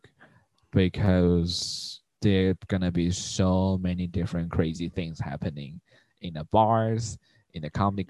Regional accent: Taiwan; English is a second language; moved away as an adult; also born or lived in Portland, Oregon / San Francisco; now in Taipei, Taiwan; we don't have Jewish in Taiwan

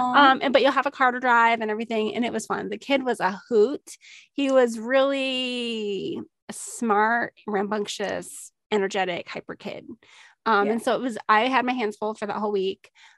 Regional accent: Minnesota, United States; I grew up in Minnesota

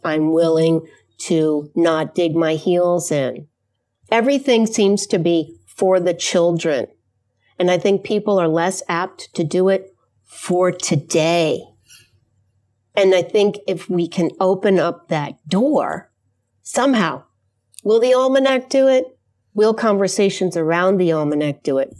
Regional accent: New York, United States; now in Mount Prospect, United States; I'm from New York originally, but now living in a suburb of Chicago called Mount Prospect

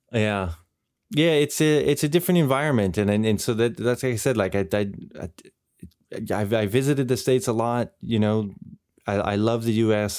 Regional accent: Canada; now in Europe; my experience growing up in Canada and now living here in Europe

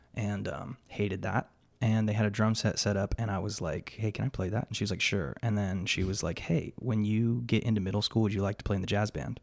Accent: Yuma, Arizona, United States; also born or lived in Bellingham, Washington / Phoenix, Arizona; I was raised in Yuma, Arizona from the time I was three.

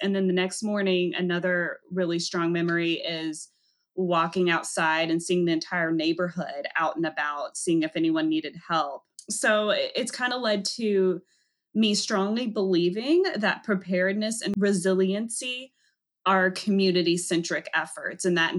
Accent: Raleigh, North Carolina, United States; I grew up in Raleigh, North Carolina.

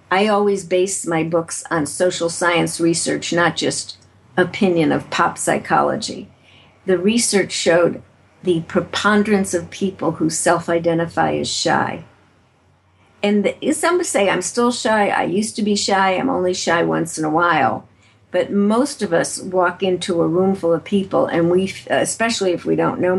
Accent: Chicago, Illinois, United States; moved away; also born or lived in San Francisco; I'm originally from Chicago, Illinois

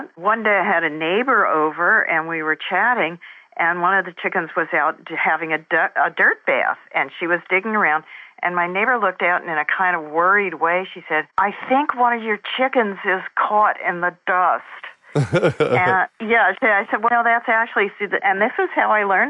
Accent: New Jersey, United States; moved away; also born or lived in San Jose; I grew up in New Jersey, just outside New York City, and I was very much an urban girl

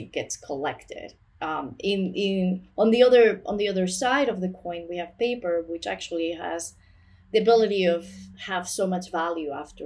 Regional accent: northern Spain, Spain; I'm actually from Spain. I'm from the north

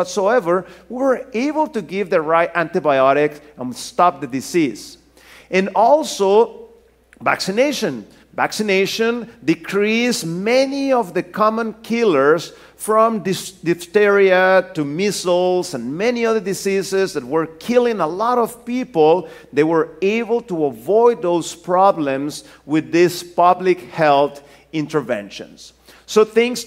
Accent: Mexico; moved away as an adult; also born or lived in Norway; I'm originally from Mexico.

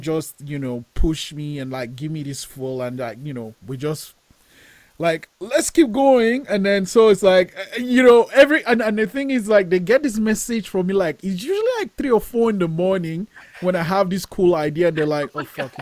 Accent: Nigeria; moved away; I'm Nigerian. Like I was born in Nigeria, and, and growing up, I I wanted to make films

